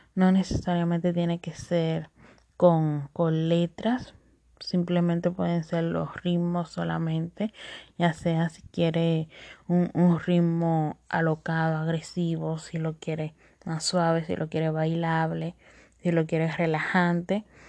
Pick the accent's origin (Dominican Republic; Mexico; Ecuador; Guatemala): Dominican Republic; accent: Dominican; mi acento dominicano. Sí, de pura cepa.